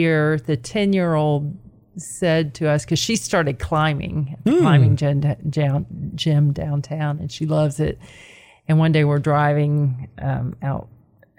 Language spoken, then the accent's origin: English; Florida, United States; moved away as an adult; also born or lived in Knoxville, Tennessee / upstate New York; now in Chattanooga, United States; I'm from Florida originally, which is where I started my career and did all of my education is in Central Florida